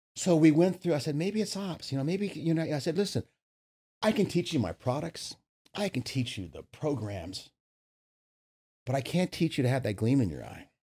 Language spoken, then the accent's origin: English; Virginia, United States; also born or lived in New York City; now in San Diego, United States; I grew up in Virginia